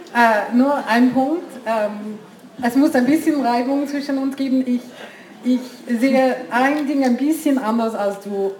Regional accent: India; German is a second language; moved away as an adult; also born or lived in United States; now in Switzerland; Ich bin, ich bin Schweizerin, ich habe in U S A lang gelebt, ich bin Inderin

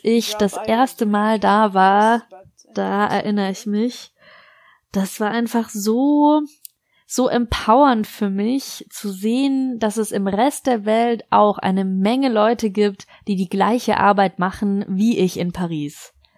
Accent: Lebanon; moved away as an adult; now in France; in meiner Kindheit und Jugend im Libanon

